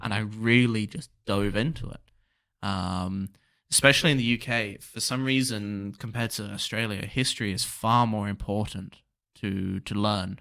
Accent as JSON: {"language": "English", "region": "England", "country": "United Kingdom", "said": "when I was a kid, obviously I was English"}